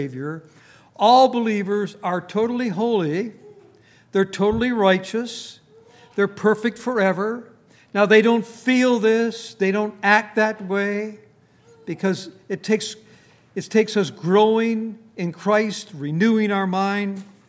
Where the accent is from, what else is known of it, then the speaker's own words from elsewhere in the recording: Minnesota, United States; now in Front Royal, United States; I come from Minnesota